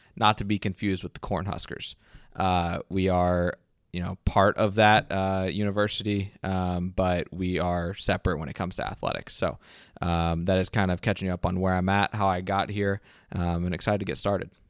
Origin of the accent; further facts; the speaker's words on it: Ocala, Florida, United States; my hometown of Ocala, Florida